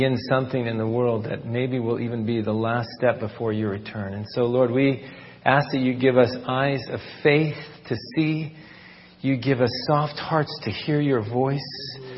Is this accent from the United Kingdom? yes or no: no; Israel; also born or lived in Turkey; We Israelis